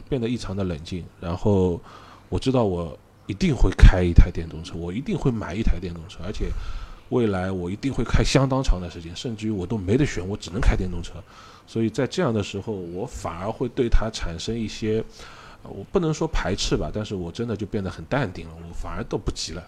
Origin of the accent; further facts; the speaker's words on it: Shanghai, China; accent: Shanghainese; 我们上海话刚刚应该Orlo